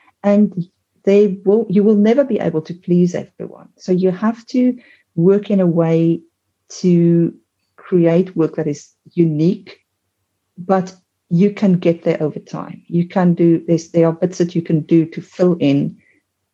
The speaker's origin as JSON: {"language": "English", "country": "South Africa", "said": "I am South African"}